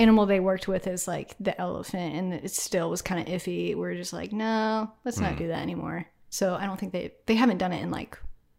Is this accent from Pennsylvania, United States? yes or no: no; Peru, Indiana, United States; We're known for our Peru amateur circus.